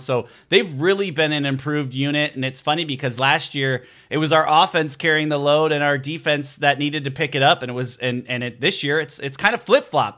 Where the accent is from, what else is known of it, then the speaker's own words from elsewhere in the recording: Chicago, Illinois, United States; moved away; I grew up in the Chicago area